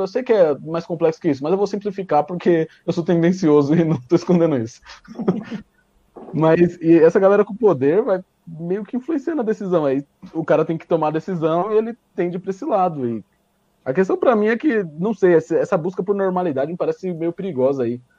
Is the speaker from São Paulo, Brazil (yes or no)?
yes; São Paulo, Brazil; eu sou de, a gente é de São Paulo